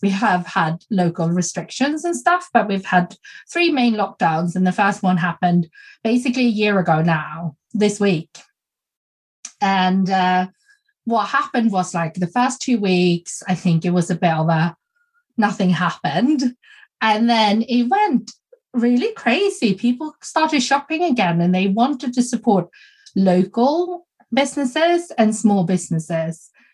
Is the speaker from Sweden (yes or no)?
yes; Sweden; also born or lived in South Korea; I'm adopted from South Korea and I grew up in Sweden.